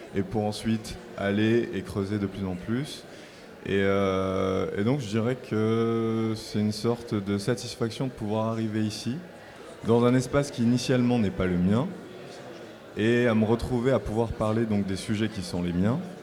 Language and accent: French; Marseille, Provence-Alpes-Côte d'Azur, France; initialement, je viens de Marseille. Et donc, moi, je viens des quartiers nord de Marseille